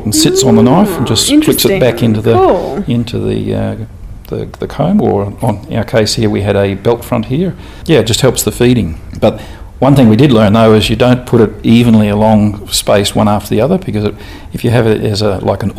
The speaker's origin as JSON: {"language": "English", "town": "Toowoomba", "region": "Queensland", "country": "Australia", "also_born_or_lived": "Oklahoma, United States", "moved": "as an adult", "lives_now": "Western Australia, Australia", "said": "I'm from Toowoomba in Queensland"}